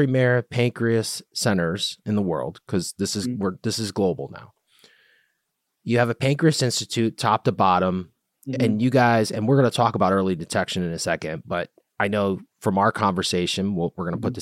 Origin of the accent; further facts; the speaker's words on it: United States; I'm American